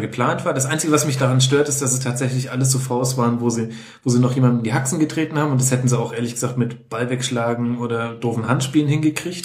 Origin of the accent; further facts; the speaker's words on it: Lower Franconia and Middle Franconia, Bavaria, Germany; meine Jugend auf den Fußballplätzen in Unterfranken und Mittelfranken